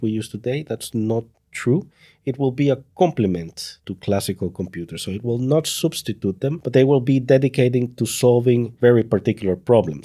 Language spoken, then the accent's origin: English; El Salvador; moved away as an adult; now in Netherlands; I come from El Salvador and now living in the Netherlands.